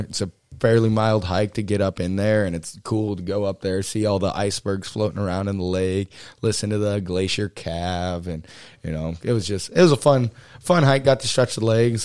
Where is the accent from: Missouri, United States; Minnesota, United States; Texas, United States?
Texas, United States; moved away; also born or lived in South Dakota; growing up in Texas, we drive, you know, twelve hours up into the Panhandle